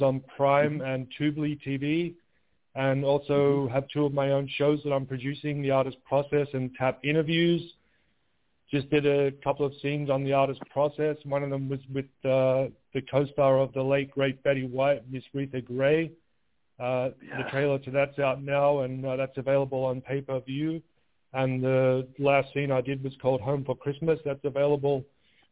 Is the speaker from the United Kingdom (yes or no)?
no; Melbourne, Victoria, Australia; moved away; also born or lived in Sydney; And I'm actually from Melbourne, and I lived in Sydney for a while